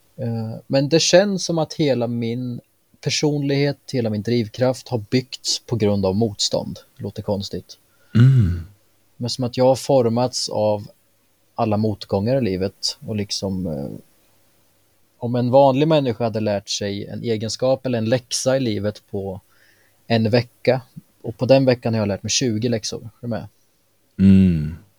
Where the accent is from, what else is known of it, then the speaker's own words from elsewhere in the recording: Mjölby, Östergötland, Sweden; moved away as an adult; now in Eksjö, Sweden; Bor i nuläget i Småland, Eksjö, men jag kommer från Mjölby.